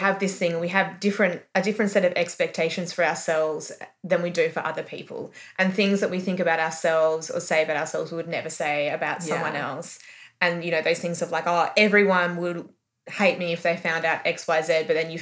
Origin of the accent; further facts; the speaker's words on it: Melbourne, Victoria, Australia; I grew up in Melbourne